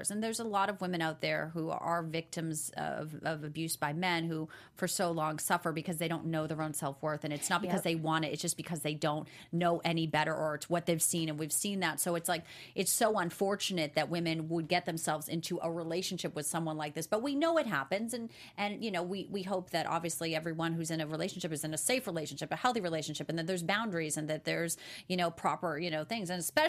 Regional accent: Chicago, Illinois, United States; born there; I was born in Cook County. It's so funny. Yeah, I was born in Chicago. I lived there for a very short time

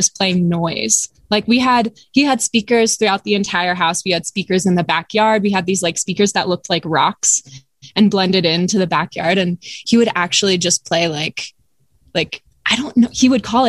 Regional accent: Lambertville, New Jersey, United States; moved away as an adult; also born or lived in upstate New York / Brooklyn; I grew up in a small town called Lambertville, New Jersey.

